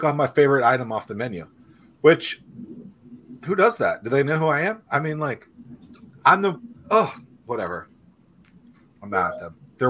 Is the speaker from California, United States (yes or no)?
no; Washington, District of Columbia, United States; I'm not Canadian. I'm from the great state of Washington, D.C.